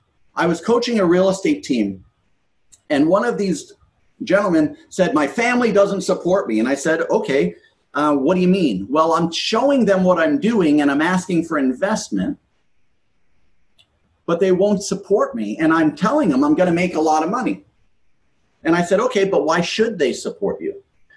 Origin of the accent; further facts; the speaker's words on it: New York, United States; I grew up in New York, in a very multiracial area in New York.